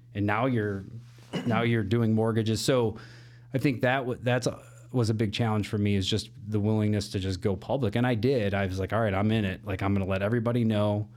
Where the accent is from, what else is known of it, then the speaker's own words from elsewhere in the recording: Elgin, Illinois, United States; moved away as an adult; now in Chicago, United States; born and raised Elgin, Illinois